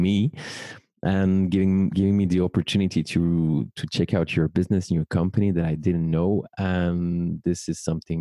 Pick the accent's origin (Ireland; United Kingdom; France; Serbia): France; Paris, Île-de-France; born or raised there